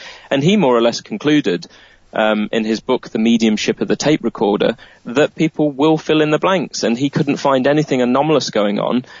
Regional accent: Nottingham, East Midlands, United Kingdom; a guy called Melton, who was from my hometown of Nottingham

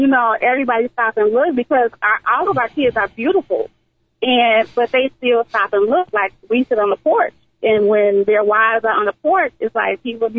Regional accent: Chicago, Illinois, United States; I'm from the West Side. I ain't left yet.

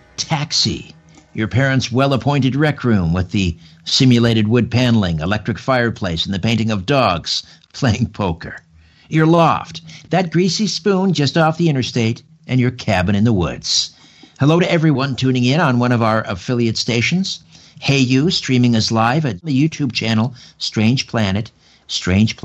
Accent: Brantford, Ontario, Canada; grew up in Brantford, just a couple miles from the old TH&B Railroad

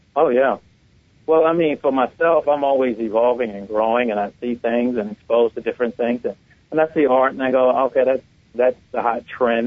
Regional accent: Washington, District of Columbia, United States; growing up in Washington D.C.

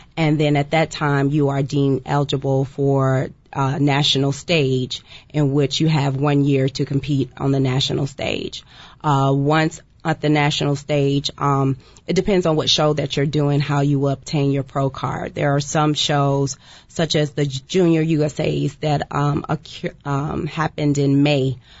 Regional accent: Fort Worth, Texas, United States; I'm from Fort Worth, Texas, so I'm right there by Dallas.

